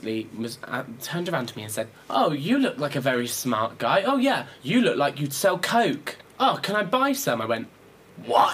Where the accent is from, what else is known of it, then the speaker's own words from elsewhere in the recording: Cornwall, South West England, United Kingdom; I'm from Cornwall